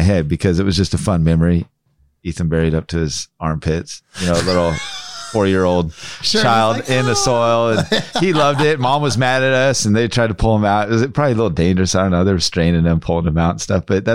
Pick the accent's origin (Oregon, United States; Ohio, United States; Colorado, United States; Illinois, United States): Oregon, United States; Dexter; when I was a kid, we grew up out right on Lost Creek. Out there in Dexter, Oregon